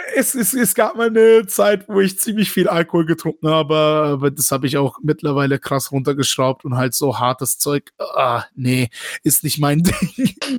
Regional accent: Baden-Württemberg, Germany; dass ich in Deutschland mein ganzes Leben ja. aufgewachsen bin

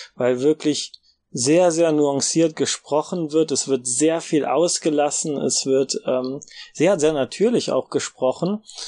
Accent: Germany; als Deutsche

